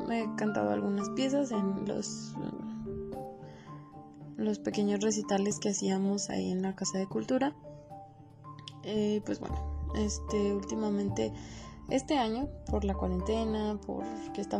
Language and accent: Spanish; Sombrerete, Zacatecas, Mexico; born there; Eh, nací en Sombrerito, Zacatecas y tengo 22 años.